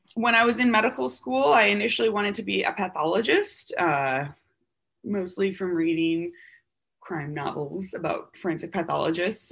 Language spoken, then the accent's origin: English; Wisconsin, United States; moved away as an adult; I'm from Wisconsin, go Badgers. Uh, and I was born and raised there